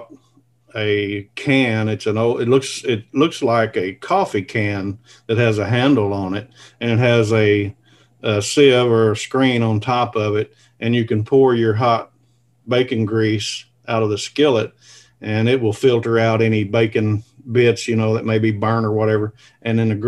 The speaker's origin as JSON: {"language": "English", "town": "Kennett", "region": "Missouri", "country": "United States", "tie": "born or raised there", "moved": "yes", "lives_now": "Northeast Arkansas, United States", "said": "I live here in Northeast Arkansas, and I was born and raised in Southeast Missouri, a little small town, Kennett, Missouri"}